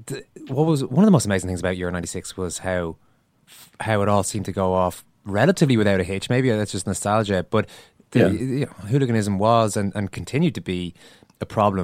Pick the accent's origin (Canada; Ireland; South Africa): Ireland; I was 16 at the time, and as an Irish football fan